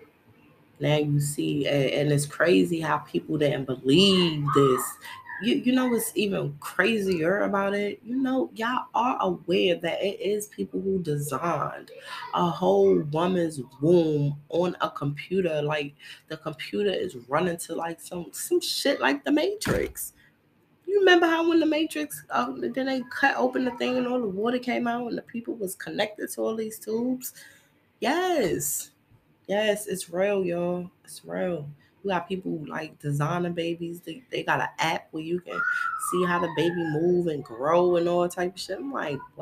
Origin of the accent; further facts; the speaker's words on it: New York City, New York, United States; I come from Brooklyn, New York